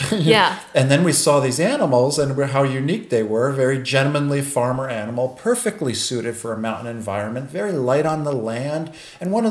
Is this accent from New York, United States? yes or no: yes; Port Chester, New York, United States; moved away; Born and raised in Port Chester, New York as a child